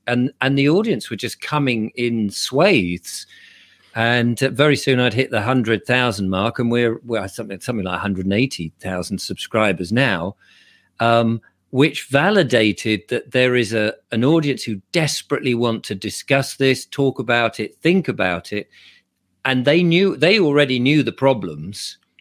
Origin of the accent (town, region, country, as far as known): England, United Kingdom